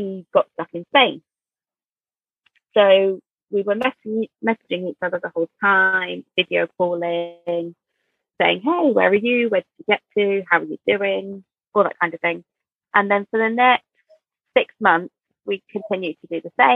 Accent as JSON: {"language": "English", "country": "Jersey", "said": "we're from Jersey"}